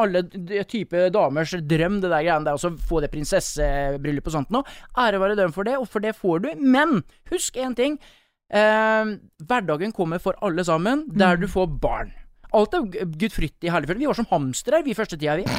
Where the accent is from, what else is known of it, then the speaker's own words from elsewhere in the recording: Østfold, Norway; moved away as an adult; also born or lived in Bergen; now in Sotra, Norway; er jeg østlending, eller østfolding